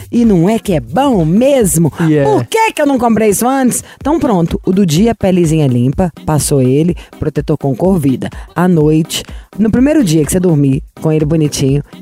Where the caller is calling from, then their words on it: Sete Lagoas, Minas Gerais, Brazil; Eu falo de Sete Lagoas, Minas Gerais.